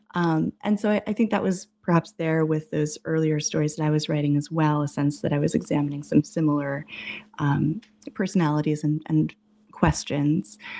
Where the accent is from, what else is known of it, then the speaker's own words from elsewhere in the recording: New England, United States; moved away as an adult; also born or lived in Massachusetts / Boston / Arizona; I grew up in New England, went to college in Massachusetts, and then worked in Boston for a number of years, and then I moved to Arizona